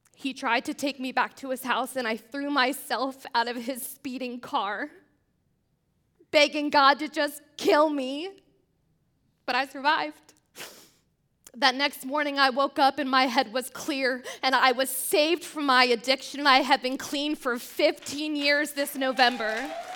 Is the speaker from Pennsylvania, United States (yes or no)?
yes; Pennsylvania, United States; I grew up in Pennsylvania, a small town outside of Amish country